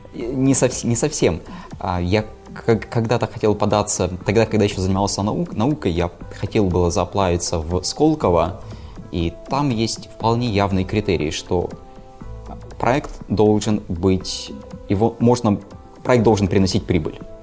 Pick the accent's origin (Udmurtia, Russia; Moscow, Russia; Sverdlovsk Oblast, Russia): Udmurtia, Russia; Izhevsk; moved away as an adult; now in Saint Petersburg, Russia; я родом из Ижевска, но, наверное, шестой или седьмой год живу в Санкт-Петербурге